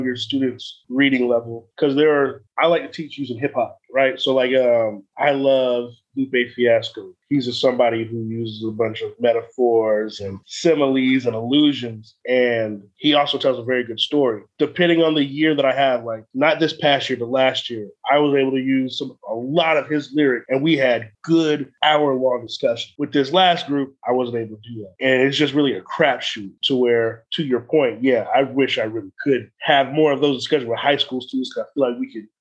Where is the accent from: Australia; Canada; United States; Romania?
United States; Atlanta, Georgia; also born or lived in China / Japan; I'm from Metro Atlanta. All we do is crack jokes.